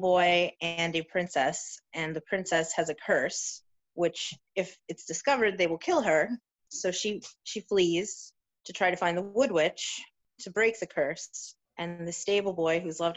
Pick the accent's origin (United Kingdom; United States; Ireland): United States; New York; I was born and raised in New York, and I'm still here